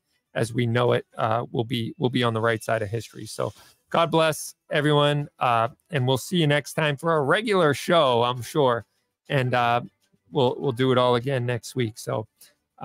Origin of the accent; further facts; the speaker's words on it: Denver, Colorado, United States; now in Massachusetts, United States; I was born in Denver and my heart is there